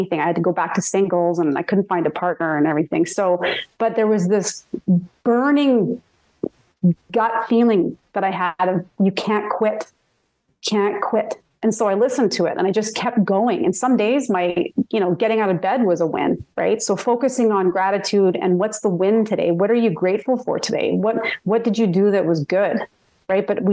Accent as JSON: {"language": "English", "town": "Red Deer", "region": "Alberta", "country": "Canada", "tie": "born or raised there", "said": "growing up in Red Deer"}